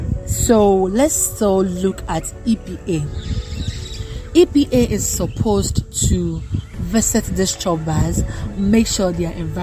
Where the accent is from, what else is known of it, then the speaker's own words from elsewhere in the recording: Ghana; as Ghanaians